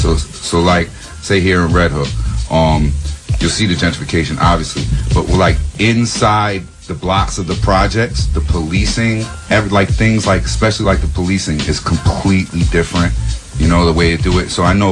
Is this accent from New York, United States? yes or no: yes; New York City, New York, United States; I'm from Prospect Heights right here on Washington, whatever, is actually the largest amount. It's a small neighborhood, but by ratio, it's the largest amount of gentrification.